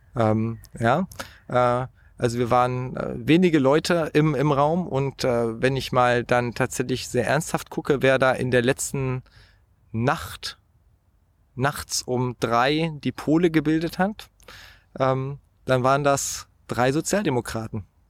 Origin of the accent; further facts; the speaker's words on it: Hanover, Lower Saxony, Germany; Ich bin ja in Niedersachsen aufgewachsen